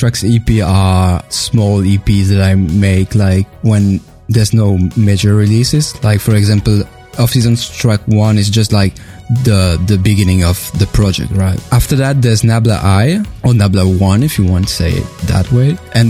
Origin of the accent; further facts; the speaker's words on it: Belgium; accent: French; English is a second language; But I'm not French. I'm Belgian.